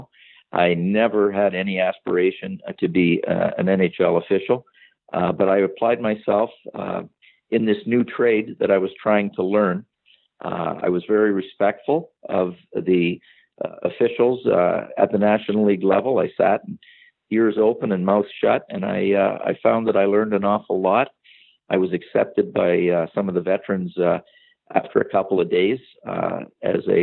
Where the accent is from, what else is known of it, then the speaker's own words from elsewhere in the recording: Sarnia, Ontario, Canada; Sarnia, Ontario, my hometown